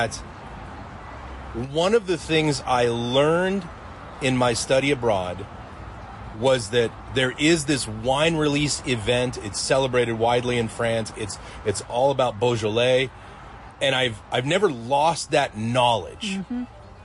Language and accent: English; United States; also born or lived in Paris; as an American